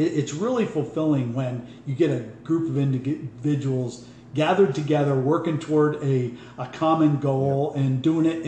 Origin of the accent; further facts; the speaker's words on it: Corry, Pennsylvania, United States; moved away; I grew up in Cory, Pennsylvania, District 10 up there, about 30 miles southeast of Erie